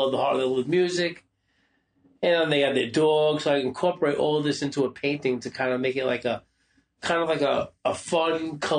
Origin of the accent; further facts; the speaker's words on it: Brooklyn, New York, United States; I'm an old hardcore guy, you know, grew up going to CB's, I grew up in Brooklyn, I'm a kung fu guy.